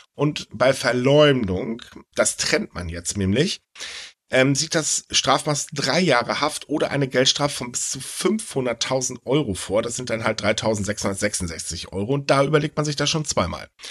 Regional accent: Elbe-Jeetzel area, Lower Saxony, Germany; die Elbe Jezel Zeitung aus meiner Heimat

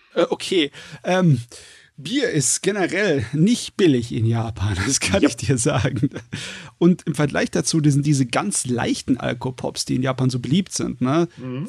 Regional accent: Germany; bei uns in Deutschland

